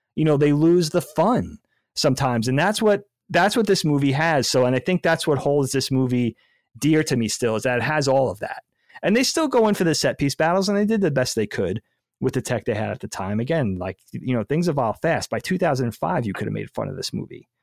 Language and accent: English; United States; we are American